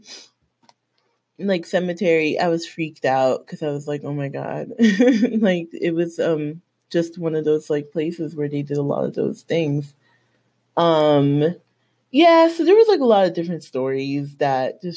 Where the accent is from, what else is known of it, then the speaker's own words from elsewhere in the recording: Miami, Florida, United States; I'm from Miami, born and raised